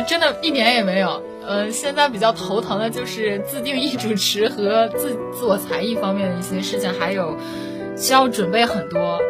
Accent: Dalian, Liaoning, China; 因为一直都在北方嘛，然后也是一个土生土长的北方姑娘

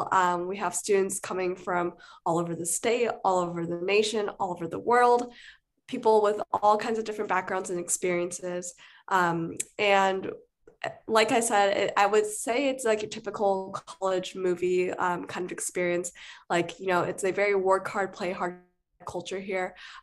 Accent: Seattle, Washington, United States; moved away as an adult; now in Los Angeles, United States; I'm actually an out-of-state student, so I'm from Seattle, Washington.

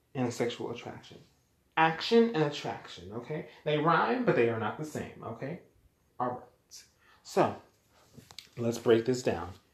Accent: United States; also born or lived in Jamaica; I'm American. I was born here in America. My ethnicity, however, I'm Jamaican. My family is Jamaican

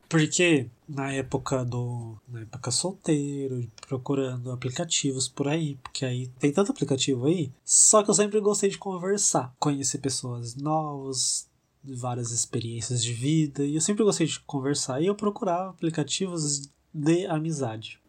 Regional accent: São José do Rio Preto, São Paulo, Brazil; Chega no domingo aqui em Rio Preto, que a gente é de Rio Preto

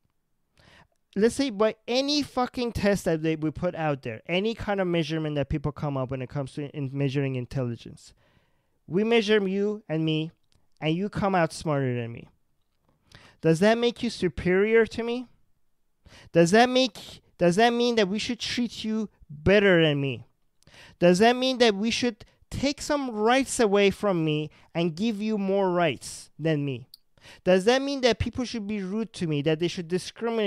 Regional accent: Iran; I come from Iran

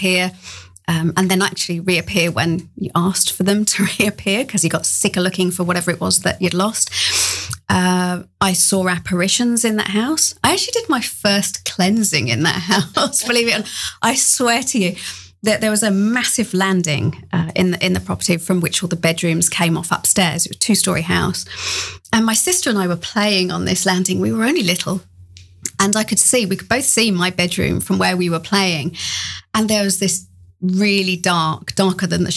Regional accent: England, United Kingdom; moved away; you probably tell from the accent, I grew up in England.

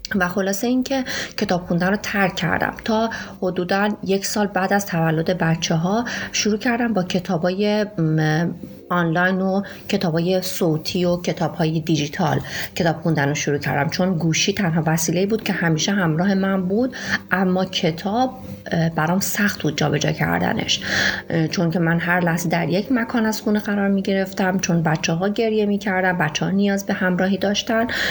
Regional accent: Shiraz, Fars, Iran; moved away as an adult; now in Bandar Abbas, Iran; من اهل شیراز هستم

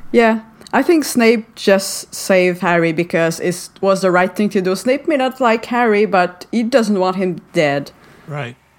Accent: Montreal, Quebec, Canada; first language French; English is a second language; Uh, I'm from uh, Montreal in Canada. So I speak French and English. Uh, French is my uh, first language.

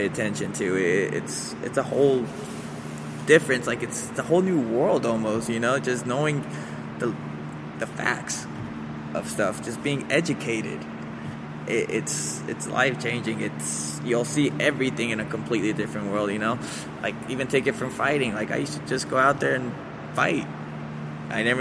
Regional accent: Aurora, Colorado, United States; also born or lived in Mexico / Atlanta, Georgia; So we had to make a move over to Denver. Moved over to Aurora first, and we stayed with some aunties.

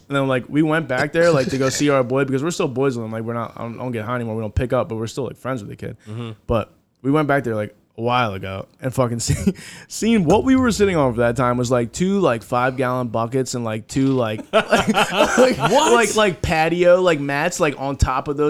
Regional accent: Pensacola, Florida, United States; my friends that I grew up with in Pensacola

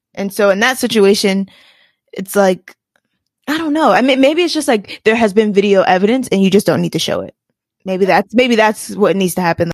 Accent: Washington, District of Columbia, United States; In DC, my hometown, my hometown

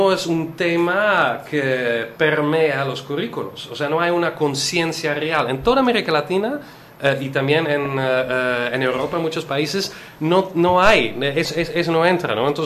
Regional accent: Netherlands; soy holandés. Holandés. Sí, holandés.

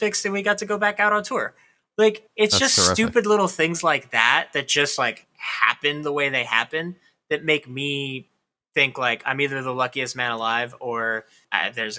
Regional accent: Corpus Christi, Texas, United States; moved away as an adult; also born or lived in San Diego, California; now in New York, United States; I grew up in this tiny ass little town in South Texas

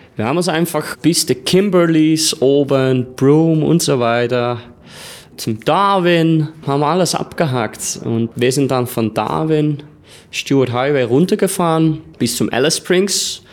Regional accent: Netherlands; German is a second language; moved away as an adult; also born or lived in Australia; now in Austria; 30 Jahre alt, bin Holländer, jetzt momentan in Österreich

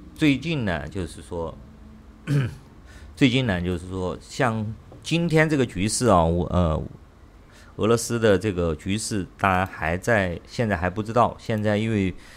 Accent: China; moved away; 我中国人

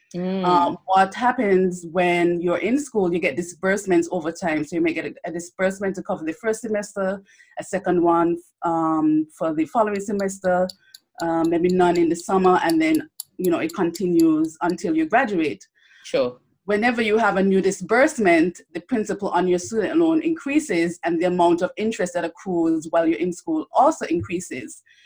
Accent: St. Kitts & Nevis; moved away as an adult; also born or lived in Bellevue, St. Kitts / Miami, Florida; I grew up in St. Kitts and Nevis. I actually um, finished high school there

